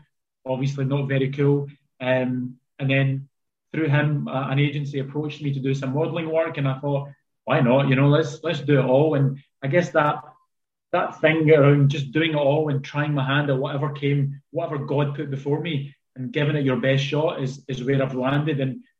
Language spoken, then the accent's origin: English; Glasgow, Scotland, United Kingdom; growing up in the south side of Glasgow, I was just outside kind of Govan Hill, I call it Queen's Park, first 18 years of our life.